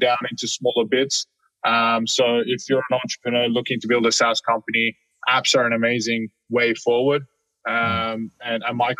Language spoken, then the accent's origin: English; Sydney, New South Wales, Australia; I grew up in Sydney in Australia